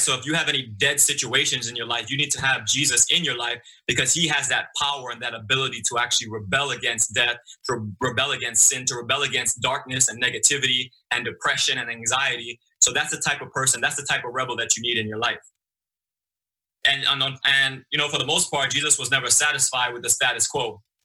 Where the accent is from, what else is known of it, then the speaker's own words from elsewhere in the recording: New York City, New York, United States; moved away as an adult; also born or lived in Okinawa, Japan; I grew up in Brooklyn, in the streets of Brooklyn